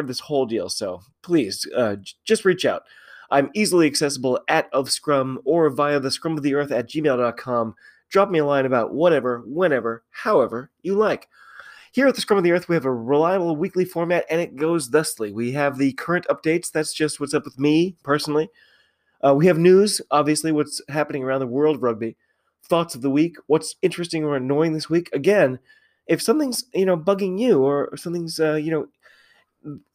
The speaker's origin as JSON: {"language": "English", "country": "United States", "said": "I'm an American rugby fan"}